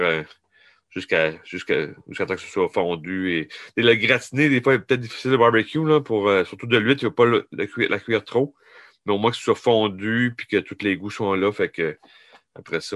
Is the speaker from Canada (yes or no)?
yes; New Brunswick, Canada; je viens du Nouveau-Brunswick